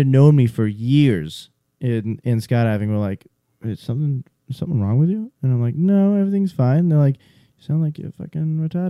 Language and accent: English; Northeast, United States; accent: funny accent; I talk fast. I'm from the Northeast. Sorry. Also, I have a funny accent.